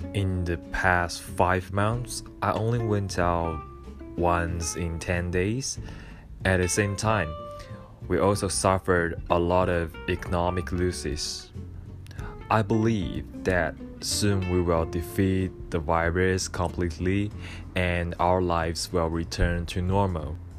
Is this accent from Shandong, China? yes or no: no; Wuhan, Hubei, China; English is a second language; moved away as an adult; now in Tokyo, Japan; my hometown because I'm from Wuhan, China